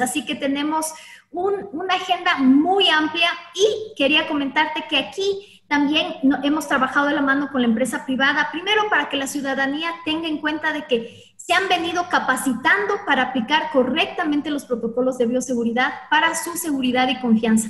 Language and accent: Spanish; Ecuador; como ecuatorianos